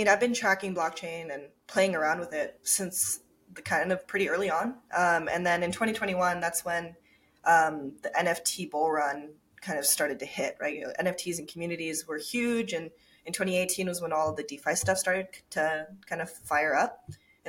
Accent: Tokyo, Japan; also born or lived in Minnesota; Yeah, so I was born and raised in Tokyo, Japan. And I grew up between Japan and Minnesota, funny enough. And so I went back and forth, half Japanese.

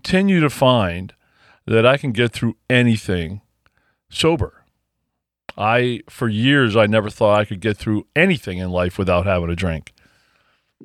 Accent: Illinois, United States; we're from Illinois

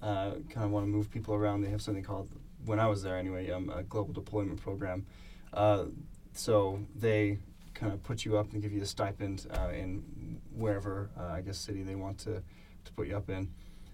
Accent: Connecticut, United States; moved away as an adult; also born or lived in Utah / London, United Kingdom; now in Bath, United Kingdom; I grew up in Connecticut. I came to BYU probably in 2003, served a mission in there

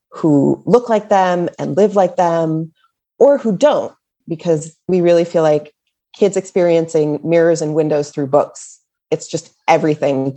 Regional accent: Boston, Massachusetts, United States; also born or lived in Illinois; now in California, United States; I am from the Boston area

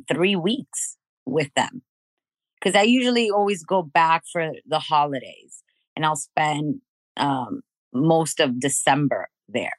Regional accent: Miami, Florida, United States; moved away as an adult; also born or lived in Dominican Republic / Kendall, Miami; now in Los Angeles, United States; I was raised in Miami. We moved to Miami when I was 5

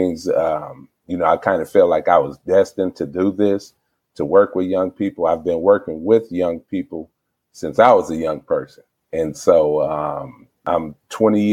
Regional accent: Flint, Michigan, United States; born and raised in Flint

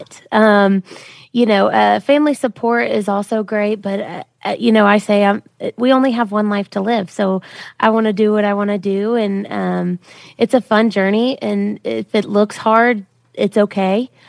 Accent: Memphis, Tennessee, United States; moved away as an adult; also born or lived in Millington, Tennessee; now in Nashville, United States; I'm from Memphis, Tennessee, and I came to Nashville to be a country music singer.

